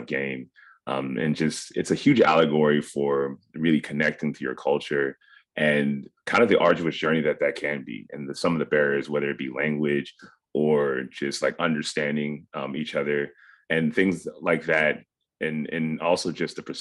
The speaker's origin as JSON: {"language": "English", "town": "Cincinnati", "region": "Ohio", "country": "United States", "tie": "born or raised there", "said": "we were raised in a pretty small kind of tightly knit Ghanaian community in Cincinnati, Ohio"}